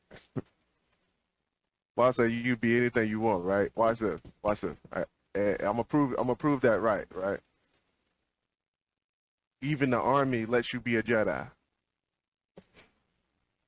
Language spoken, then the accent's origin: English; Petersburg, Virginia, United States; I was from Petersburg, Virginia